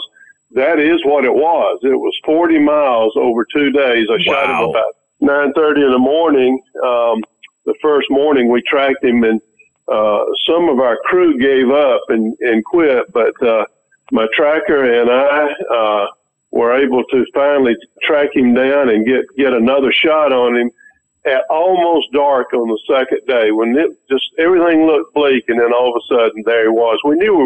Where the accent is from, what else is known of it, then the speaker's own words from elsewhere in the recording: the South, United States; also born or lived in South Texas; I'm from the South originally and owned a burnt pine plantation down there for over 20 years